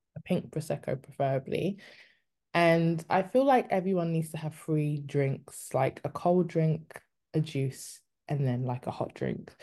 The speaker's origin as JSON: {"language": "English", "country": "United Kingdom", "also_born_or_lived": "Congo (heritage)", "said": "I'm Congolese, but I'm also British."}